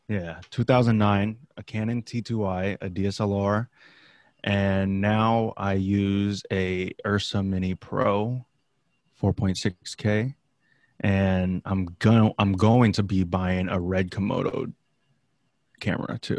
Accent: the Bay Area, California, United States; I grew up in the Bay

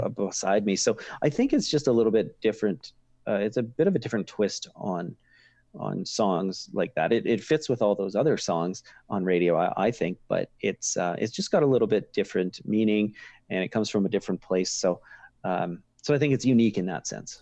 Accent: Kipling, Saskatchewan, Canada; where I grew up in Kipling

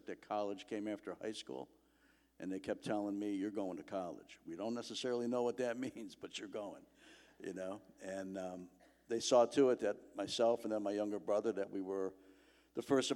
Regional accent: Chicago, Illinois, United States; I grew up in Chicago

